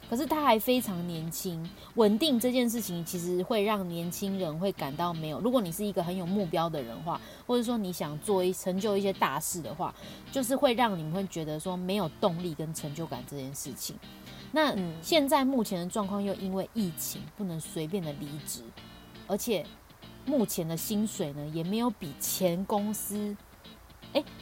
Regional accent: Paris, Île-de-France, France; 而且这里这次就是还是在巴黎哦，我的家乡，

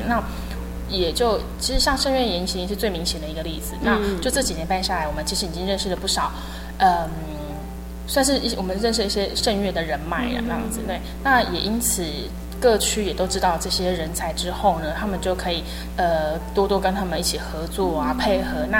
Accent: Hualien County, Taiwan; 我从小在花莲长大，是原属花莲的北埔教会。

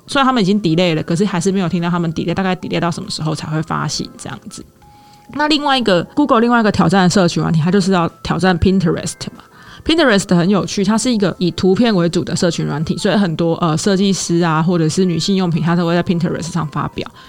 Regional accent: Taiwan; 我们台湾人最常用的Line

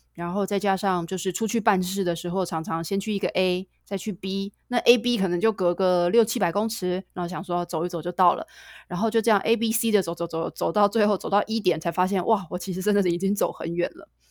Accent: Taiwan; moved away as an adult; also born or lived in United States / Shanghai; 我一直在台湾生活到二十九岁，二十八岁才出远门，一直在外面，美国、上海待

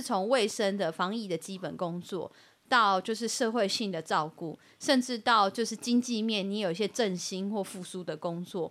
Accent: Taiwan; 我们台湾人

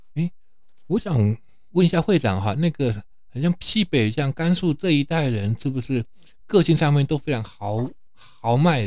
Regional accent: Taiwan; 我们台湾

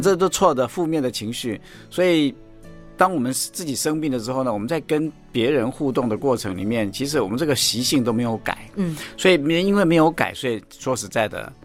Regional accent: Taiwan; 我们台湾话叫嗲玛嘎

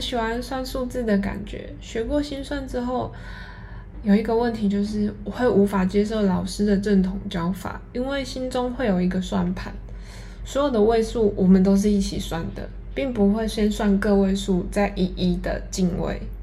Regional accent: Yilan, Yilan County, Taiwan; 我是一个来自宜兰的女生，家里从事做工的行业

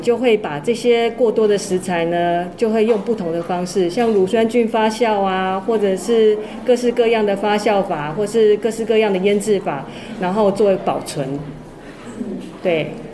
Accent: Taipei, Taiwan; moved away as an adult; now in Taitung, Taiwan; 我其实应该从小就是都在台北北部长大

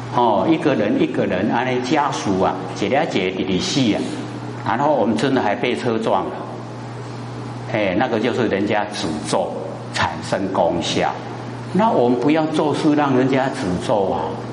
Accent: Taiwan; 我们台湾话

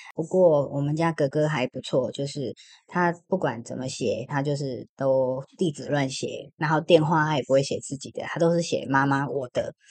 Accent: Taiwan; 我们台湾人

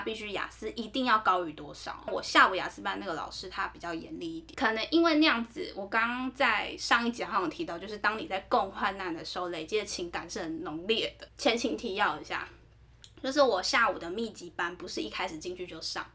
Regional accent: Taiwan; 有一次是我在爱尔兰的时候，中间有趟回台湾

